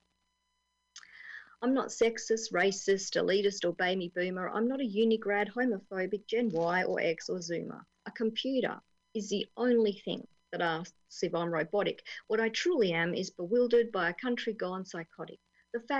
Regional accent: Australia; I'm Australian

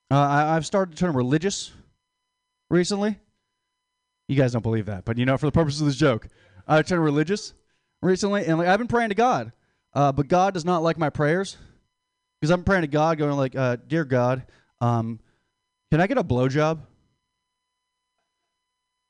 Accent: Philippines; Hey, I'm Filipino. I'm allowed to say that.

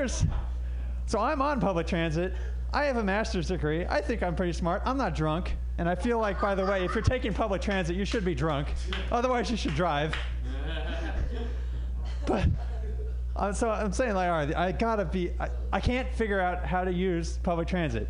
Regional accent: Bay Area, California, United States; I'm actually from the Bay Area

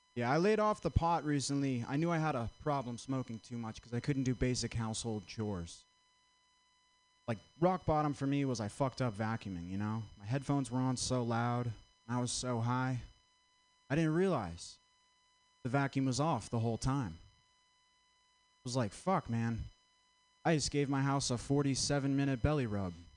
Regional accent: Vermont, United States; I'm from Vermont

